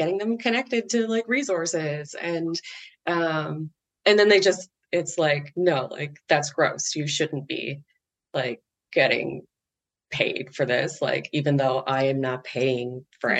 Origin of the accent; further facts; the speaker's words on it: Canada; I'm Canadian